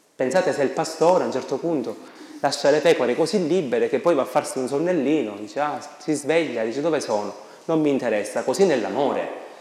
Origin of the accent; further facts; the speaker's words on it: Sicily, Italy; Da noi, nelle mie parti in Sicilia